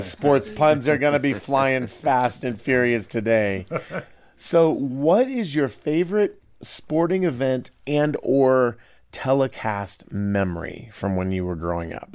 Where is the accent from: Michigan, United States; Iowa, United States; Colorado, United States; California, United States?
Iowa, United States; Growing up in Iowa